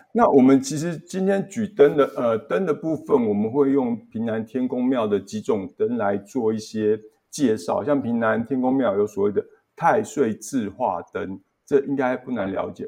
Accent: Yongkang, Tainan, Taiwan; 在我们老家那边永康的一间妈祖庙

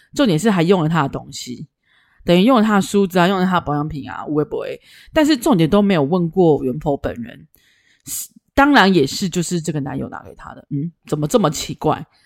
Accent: Taichung, Taiwan; 我们是台中人，台中干干冷就还好嘛

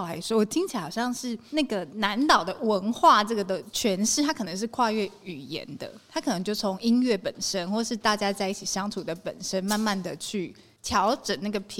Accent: Taiwan; 大家互相就是在介绍的时候，听到我们来自台湾，大家就会讲说哦，Mother Island

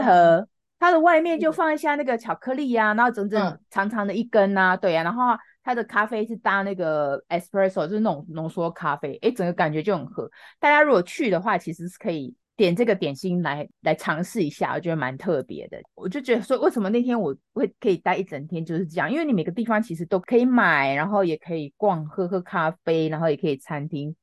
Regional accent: Taiwan; 我们台湾人

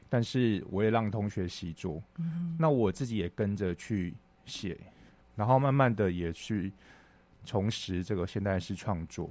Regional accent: Chiayi, Taiwan; moved away as an adult; also born or lived in Hualien; 我那时候在嘉义长大，然后我在高职的时候是读

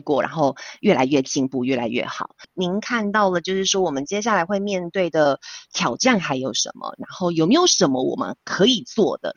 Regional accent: Taiwan; now in Switzerland; 但是身为台湾人，我觉得我听到非常骄傲

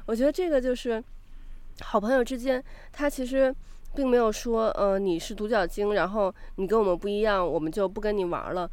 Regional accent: China; 我们中国读者

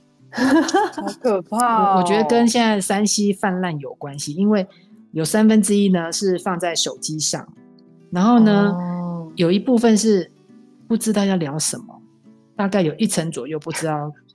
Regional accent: Taiwan; 我们台湾人吃饭一定要筷子嘛

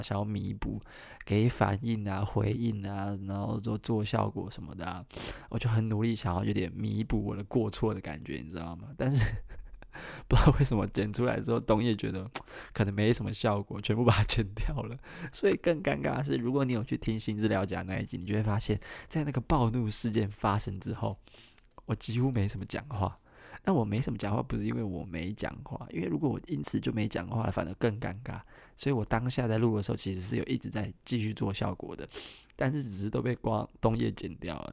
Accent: Kaohsiung, Taiwan; 我是高雄人

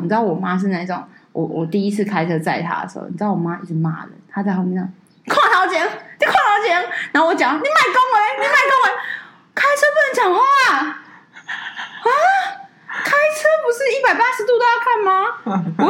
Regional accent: Taipei, Taiwan; 我就觉得我又不是台南人，就这个音都要出来，你知道吗？我不是啊，为什么要说我是台南人？我台北人呢？

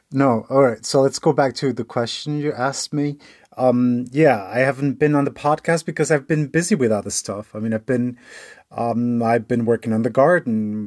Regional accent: United States; moved away as an adult; also born or lived in Portugal; now in Germany; I grew up in the United States

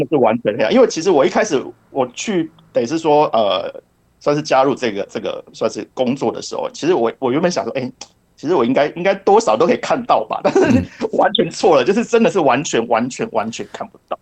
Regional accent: Kaohsiung, Taiwan; now in Japan; 其实我是高雄人

